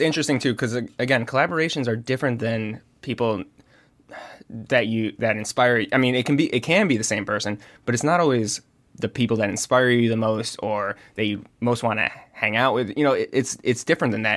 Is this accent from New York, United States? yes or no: yes; Rochester, New York, United States; I grew up in Rochester, New York, which is the home of George Eastman